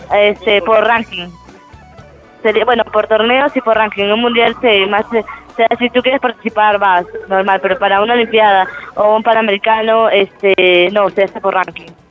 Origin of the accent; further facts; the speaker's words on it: Peru; estoy compitiendo acá en mi país